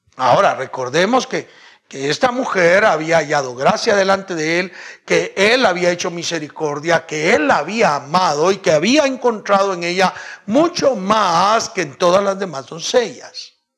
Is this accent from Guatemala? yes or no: yes; Guatemala